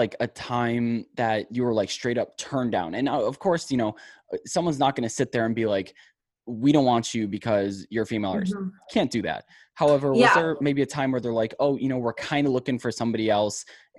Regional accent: Northeast Ohio, United States; now in Fort Worth, United States; I was born and raised in Northeast Ohio and I currently live in Fort Worth, Texas.

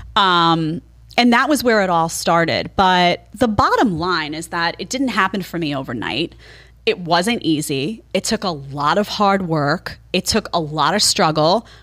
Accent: New York City, New York, United States; also born or lived in Brooklyn, New York / Manhattan, New York; I grew up in Staten Island

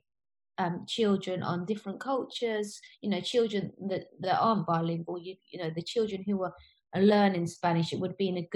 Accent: United Kingdom; also born or lived in Spain; I'd spend all year in the UK

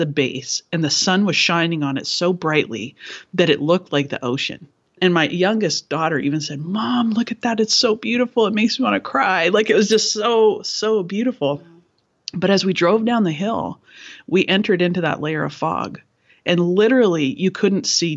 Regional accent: Canada; I am Canadian

